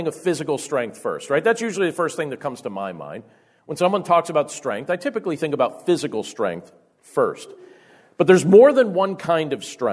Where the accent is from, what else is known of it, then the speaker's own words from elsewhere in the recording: Carbondale, Pennsylvania, United States; I grew up in Carbondale, Pennsylvania